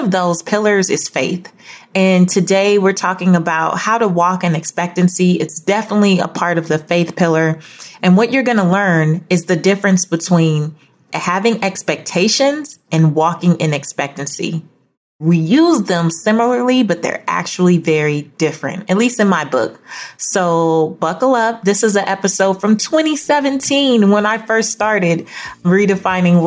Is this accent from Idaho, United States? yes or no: no; Los Angeles, California, United States; I grew up in South Central Los Angeles, not in the best neighborhood